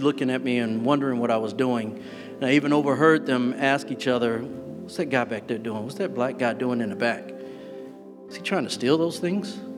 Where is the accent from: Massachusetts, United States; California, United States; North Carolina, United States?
North Carolina, United States; Growing up in the South, particularly in North Carolina